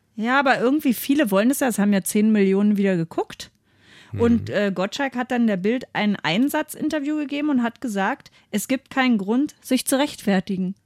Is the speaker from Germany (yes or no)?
yes; Seehausen, Germany; bei uns in Seehausen